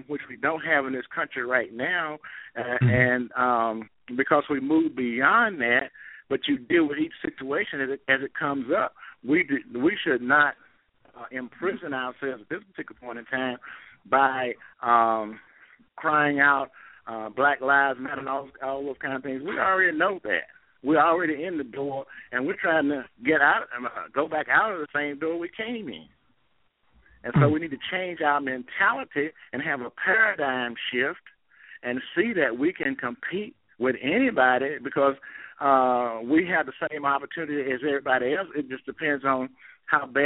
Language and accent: English; Greensboro, North Carolina, United States; growing up in Greensboro and having to sit upstairs at Carolina Theater